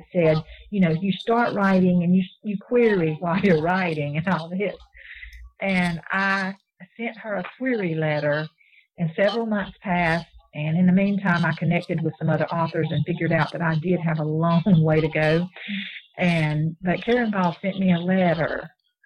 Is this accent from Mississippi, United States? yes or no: yes; Mississippi, United States; being from the South and from Mississippi